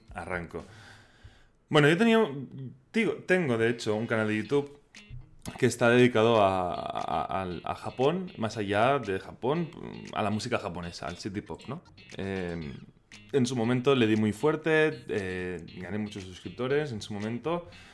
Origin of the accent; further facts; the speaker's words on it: Spain; accent: Catalan; first language Catalan; Spanish is a second language; no es, mi lengua materna y que a mí me cuesta mucho expresarme en, castellano